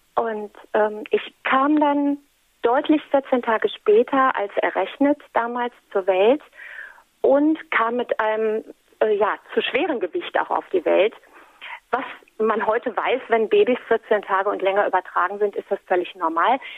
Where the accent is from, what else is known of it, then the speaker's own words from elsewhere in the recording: Menden, North Rhine-Westphalia, Germany; bei uns in Menden